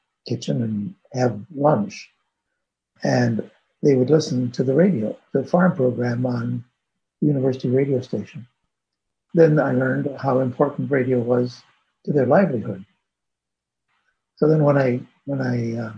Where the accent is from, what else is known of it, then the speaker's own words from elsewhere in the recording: Madison, Wisconsin, United States; I grew up in the Midwest in Madison, Wisconsin